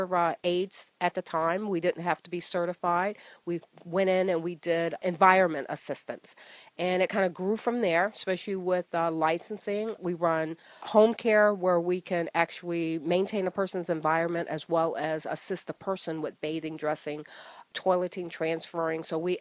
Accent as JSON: {"language": "English", "region": "Ohio", "country": "United States", "also_born_or_lived": "Old Bridge, New Jersey", "moved": "as an adult", "lives_now": "New Jersey, United States", "said": "I'm originally from Ohio, moved here from a corporate relocation for my husband"}